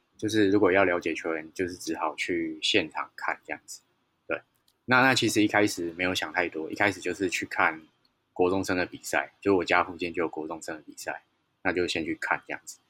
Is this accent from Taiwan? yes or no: yes; Taichung, Taiwan; moved away; 我老家在台中